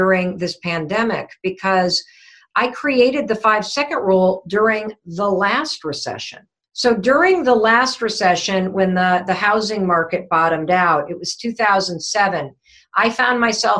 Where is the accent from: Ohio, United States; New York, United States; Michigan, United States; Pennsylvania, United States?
Michigan, United States; Western; I grew up in Western Michigan, so I'm a Midwestern gal